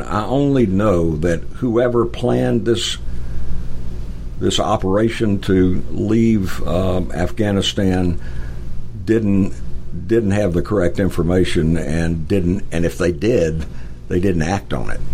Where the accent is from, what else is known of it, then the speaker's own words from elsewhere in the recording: Atlanta, Georgia, United States; I'm originally from Atlanta, so we moved back to Atlanta